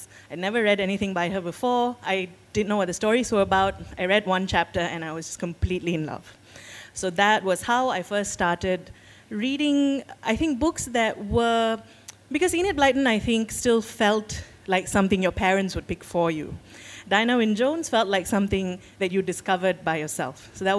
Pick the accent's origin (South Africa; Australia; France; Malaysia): Malaysia; Kuala Lumpur; when I was a child in KL, several decades ago